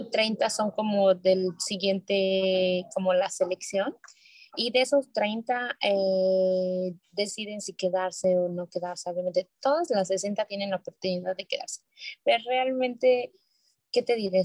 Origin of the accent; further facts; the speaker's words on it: Mexico City, Mexico; moved away as an adult; now in South Korea; yo que soy de Ciudad de México